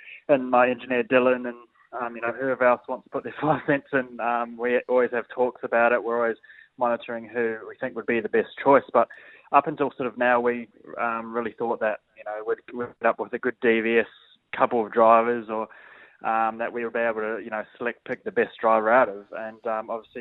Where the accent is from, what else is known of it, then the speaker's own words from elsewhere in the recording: New Zealand; now in Australia; I'm New Zealander, but I might as well be Australian now.